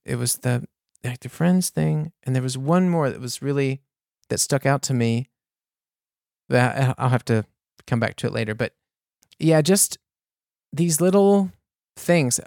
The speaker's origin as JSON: {"language": "English", "country": "United States", "also_born_or_lived": "New Orleans, Louisiana", "moved": "as an adult", "lives_now": "Munich, Germany", "said": "I'm from the States, I'd have to give up my American citizenship"}